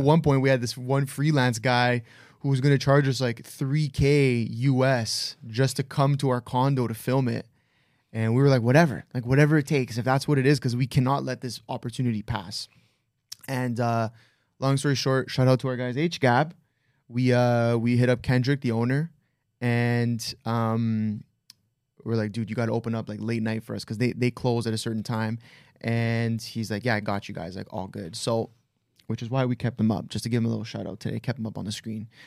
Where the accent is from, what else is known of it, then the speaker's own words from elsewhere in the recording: Toronto, Ontario, Canada; we're all from Toronto, Canada